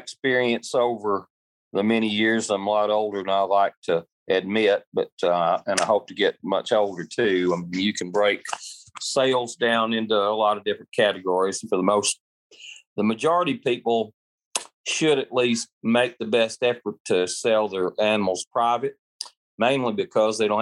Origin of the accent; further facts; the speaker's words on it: Middle Tennessee, United States; I'm from Middle Tennessee originally, and now I like to joke I live in everybody else's house because I stay on the road quite a bit.